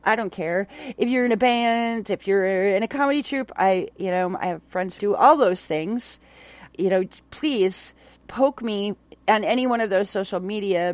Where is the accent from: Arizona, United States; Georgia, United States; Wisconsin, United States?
Wisconsin, United States; Onalaska; I grew up in Onalaska